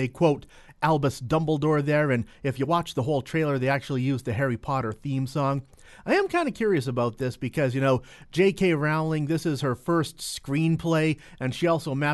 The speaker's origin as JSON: {"language": "English", "town": "Entwistle", "region": "Alberta", "country": "Canada", "tie": "born or raised there", "said": "my hometown of Entwistle, Alberta."}